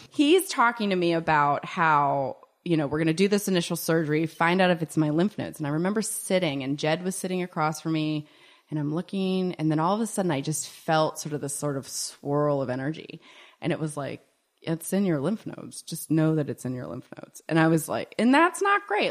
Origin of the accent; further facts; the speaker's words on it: Pittsburgh, Pennsylvania, United States; moved away; also born or lived in Virginia / Ohio / Colorado; I grew up in Pittsburgh, so I grew up in Pittsburgh